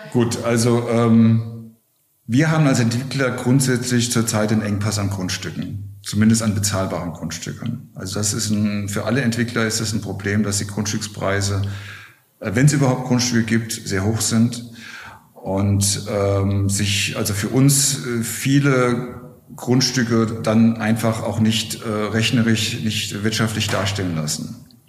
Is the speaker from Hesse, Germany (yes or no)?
yes; Wiesbaden, Hesse, Germany; moved away as an adult; now in Berlin, Germany; Ich komme aus, aus Wiesbaden, aus Hessen.